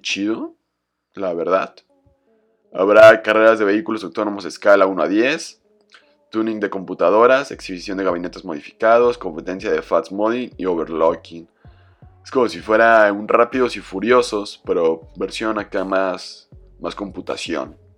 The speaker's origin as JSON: {"language": "Spanish", "country": "Mexico", "said": "como latino, como mexicano"}